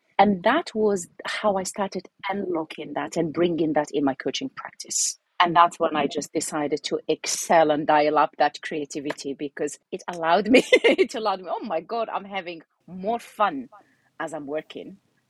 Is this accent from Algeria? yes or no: yes; Algeria; also born or lived in United Kingdom; I'm originally Algerian. So I'm Algerian British who has been moving around.